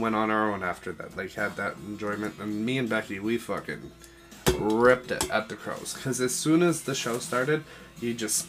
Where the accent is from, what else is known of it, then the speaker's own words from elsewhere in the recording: Brantford, Ontario, Canada; moved away; my hometown of Brantford